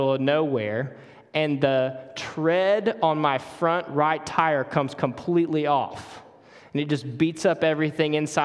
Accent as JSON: {"language": "English", "region": "Mississippi", "country": "United States", "also_born_or_lived": "Charlotte area, North Carolina", "accent": "Mississippi", "moved": "as an adult", "lives_now": "Charlotte, United States", "said": "we moved from Mississippi to North Carolina about a year ago. So every time you hear something weird in my voice or you need a translator, that's all the Mississippi coming out"}